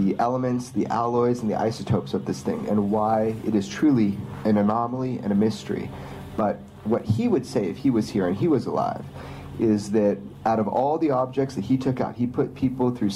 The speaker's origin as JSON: {"language": "English", "town": "Pioneertown", "region": "California", "country": "United States", "tie": "born or raised there", "said": "my hometown, Pioneertown, California"}